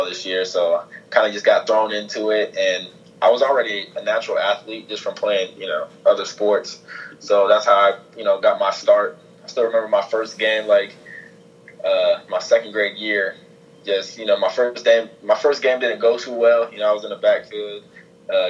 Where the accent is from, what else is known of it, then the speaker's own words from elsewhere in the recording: Ohio, United States; I grew up like an Ohio State fan as a kid, just growing up in Ohio